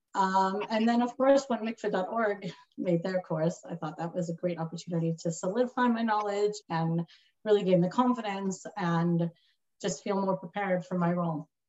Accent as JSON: {"language": "English", "town": "Long Beach", "region": "California", "country": "United States", "tie": "born or raised there", "said": "I grew up in Shlichus in Long Beach, California"}